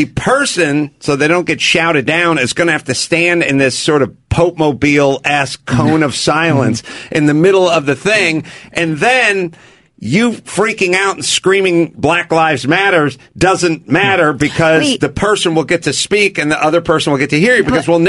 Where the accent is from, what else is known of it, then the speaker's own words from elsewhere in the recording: Seattle, Washington, United States; I hail from the Seattle area.